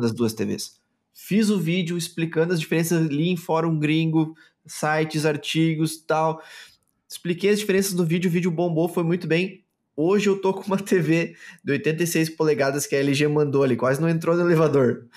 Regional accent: Chapecó, Santa Catarina, Brazil; sou de Chapecó, Santa Catarina.

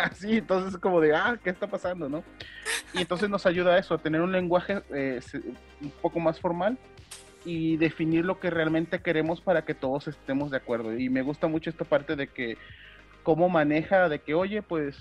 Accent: Veracruz, Mexico; soy de Veracruz

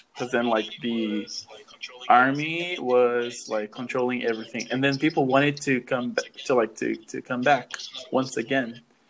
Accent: Brazil; first language Portuguese; English is a second language; I am also American, but I'm South American.

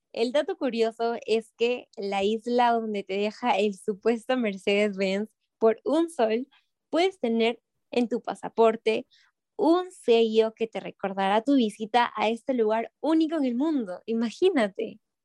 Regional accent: Peru; tenemos como peruanos

